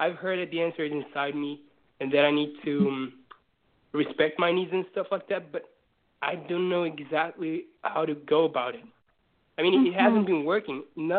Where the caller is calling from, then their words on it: Portugal; I'm calling from the south of Portugal, Europe.